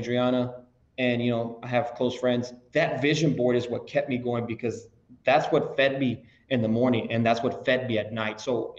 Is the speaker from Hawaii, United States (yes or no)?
no; La Joya, Texas, United States; I'm from a small town from La Jolla, Texas